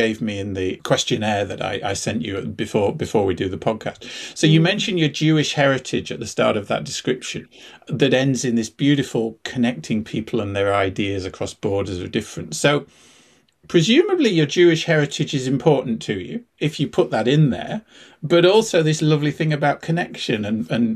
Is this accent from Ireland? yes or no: yes; Dublin, Leinster, Ireland; my hometown, Dublin